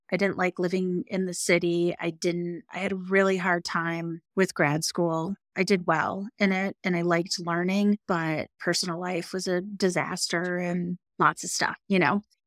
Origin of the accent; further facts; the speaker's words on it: northern Michigan, United States; moved away as an adult; also born or lived in Seattle, Washington; now in Jackson Hole, United States; I grew up in northern Michigan and right on Lake Michigan